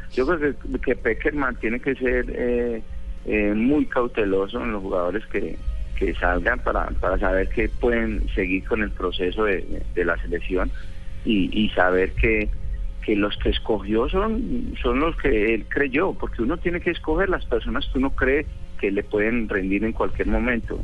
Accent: Colombia; como colombiano

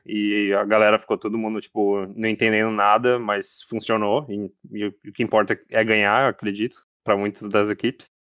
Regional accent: Brazil; como brasileiro

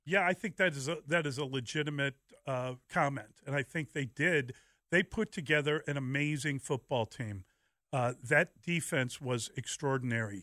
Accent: Chicago, Illinois, United States; I grew up in Chicago. I've lived here my whole life

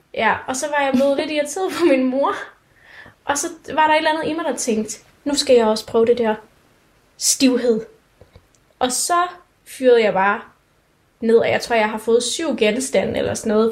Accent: Denmark; vi er jo danskere

